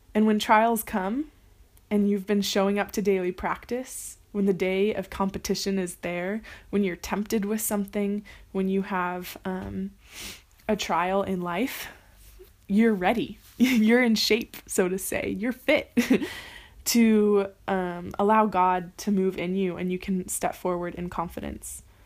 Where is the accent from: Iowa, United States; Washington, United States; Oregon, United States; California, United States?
California, United States; moved away as an adult; now in Paris, France; I am from California, the United States, and I've been in Paris for 10 months